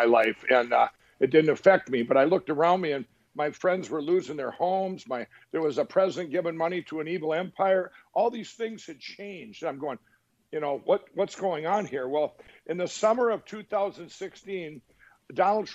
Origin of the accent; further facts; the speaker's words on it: Minnesota, United States; I went back to my home state in Minnesota